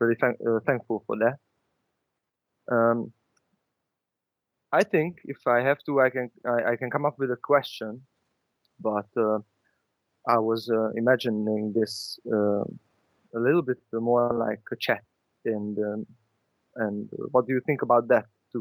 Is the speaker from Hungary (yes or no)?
yes; Hungary; English is a second language; also born or lived in Budapest; in Hungary, I'm calling from Budapest, Hungary, we have a lot of nationalized history